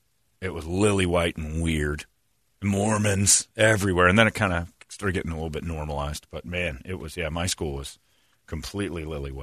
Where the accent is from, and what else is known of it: Mesa, Arizona, United States; born or raised there